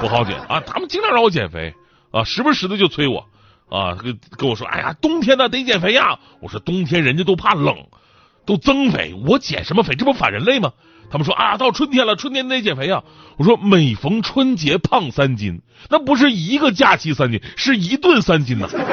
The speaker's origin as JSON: {"language": "Chinese", "town": "Changchun", "region": "Jilin", "country": "China", "tie": "born or raised there", "said": "我老家长春"}